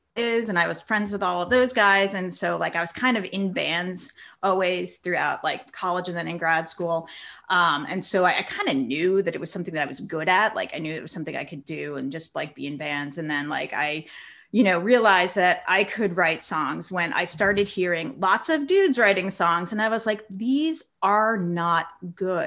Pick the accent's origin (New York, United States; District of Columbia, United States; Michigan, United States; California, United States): New York, United States; North Shore of Long Island; I grew up on the North Shore of Long Island